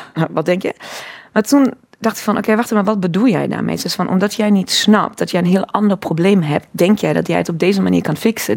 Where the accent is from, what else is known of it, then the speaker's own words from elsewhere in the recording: Cologne, North Rhine-Westphalia, Germany; Dutch is a second language; moved away as an adult; also born or lived in Breda, Netherlands; now in Netherlands; ik ben in Keulen geboren